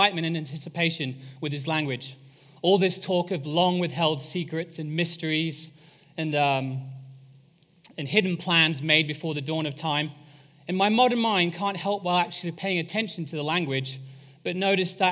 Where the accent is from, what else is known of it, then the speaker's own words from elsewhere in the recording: England, United Kingdom; moved away; I am English